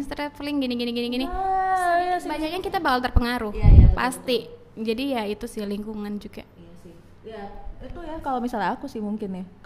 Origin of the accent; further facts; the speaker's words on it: Toba, North Sumatra, Indonesia; karena malu aja taunya sumut cuman ya kampungku Toba gitu udah gitu